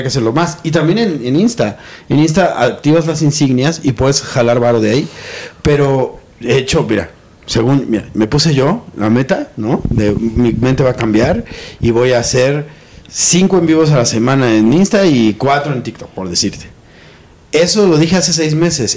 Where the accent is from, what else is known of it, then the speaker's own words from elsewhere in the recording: Mexico; Yo crecí en los 80 en México